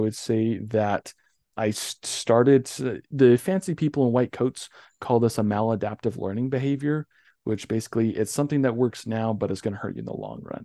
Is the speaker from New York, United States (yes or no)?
no; North Ogden, Utah, United States; also born or lived in Richmond, Utah / Logan Canyon; About 2002, when we moved from Richmond to North Ogden